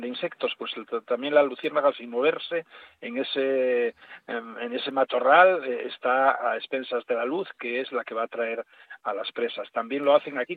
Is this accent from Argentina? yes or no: no; Asturias, Spain; yo por asturiano